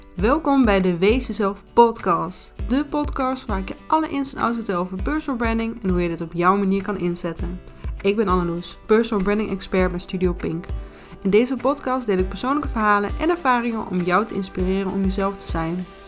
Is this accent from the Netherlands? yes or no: yes; Twente, Overijssel, Netherlands; accent: Twents; Ik kan mijn Twentse accent en R ook niet verbergen.